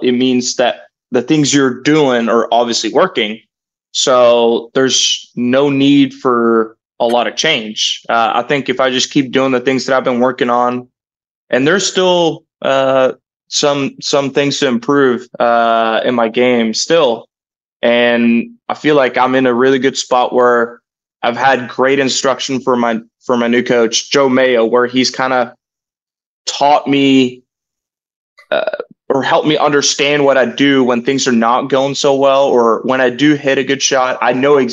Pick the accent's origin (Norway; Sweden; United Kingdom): Norway; moved away as an adult; now in Stillwater, United States; me growing up in Norway, this is home away from home